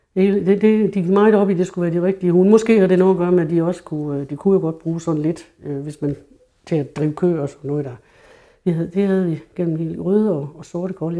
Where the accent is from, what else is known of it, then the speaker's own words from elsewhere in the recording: True, Central Denmark Region, Denmark; Min barndom i Tru var jo i 50'erne, hvor Tru var et rigtig bundesamfund